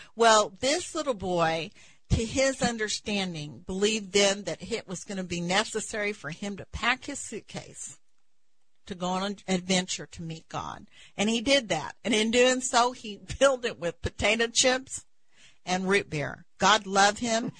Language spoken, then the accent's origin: English; West Texas, United States; moved away; I come from West Texas